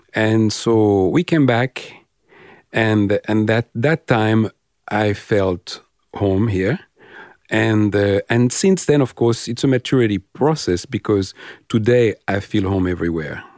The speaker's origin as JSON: {"language": "English", "country": "France", "moved": "yes", "lives_now": "Australia", "said": "I'm French or sometimes my accent, uh, betray me"}